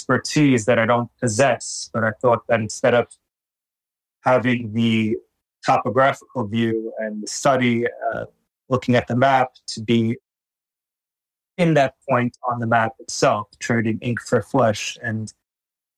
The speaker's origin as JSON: {"language": "English", "country": "United States", "tie": "born or raised there", "moved": "yes", "lives_now": "Tel Aviv, Israel", "said": "I'm American by birth, and Israeli by birthright"}